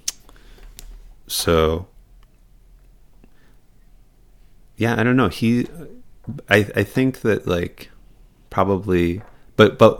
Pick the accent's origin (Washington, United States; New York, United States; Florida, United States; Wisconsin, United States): Wisconsin, United States; Racine; also born or lived in Arizona; now in Queens, United States; I grew up in Racine